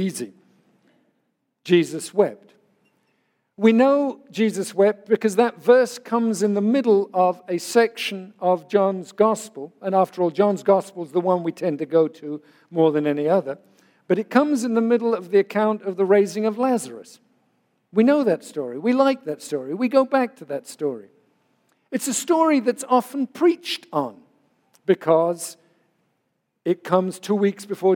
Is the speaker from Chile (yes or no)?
no; England, United Kingdom; moved away; an Englishman who was raised to believe that boys don't cry